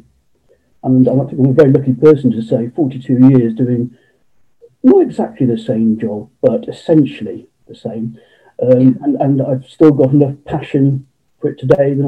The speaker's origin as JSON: {"language": "English", "town": "Cheltenham", "region": "South West England", "country": "United Kingdom", "tie": "born or raised there", "said": "born and bred in Cheltenham in Gloucestershire"}